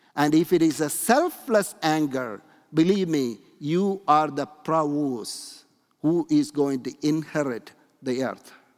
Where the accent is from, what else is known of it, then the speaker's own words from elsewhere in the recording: India; moved away; when I grew up in India